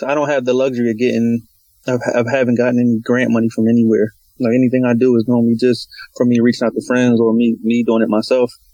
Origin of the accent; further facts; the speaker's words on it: Philadelphia, Pennsylvania, United States; Southwest is, um, that's originally where I'm from. So, um, everything started in Southwest. I grew up on a little small little corner on 46 on Baltimore Avenue